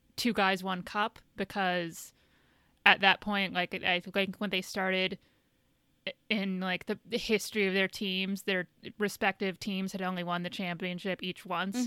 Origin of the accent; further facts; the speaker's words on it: Indiana, United States; moved away; I'm from Indiana